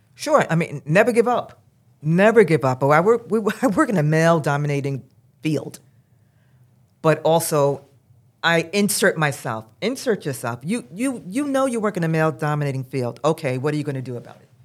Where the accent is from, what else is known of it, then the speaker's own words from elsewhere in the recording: New York City, New York, United States; now in New Jersey, United States; I grew up in Brooklyn, New York. I live in Jersey right now